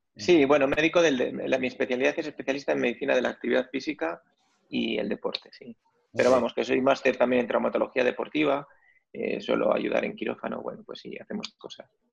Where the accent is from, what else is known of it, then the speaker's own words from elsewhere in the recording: Madrid, Community of Madrid, Spain; yo además soy de lo que se solía decir de pura cepa, ¿no? Porque mis abuelos, mis, abuelos, pues todos son de, de, de Madrid, mi padre era de Madrid, mi madre era de Madrid, es de Madrid